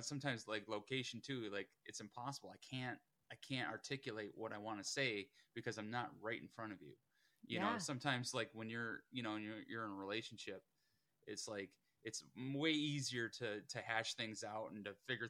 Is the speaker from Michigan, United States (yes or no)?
yes; Michigan, United States; as a Michigan man, I grew up in Michigan.